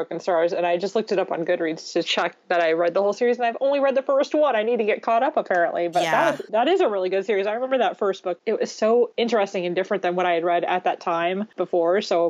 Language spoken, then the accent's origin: English; Illinois, United States; I'm from Illinois.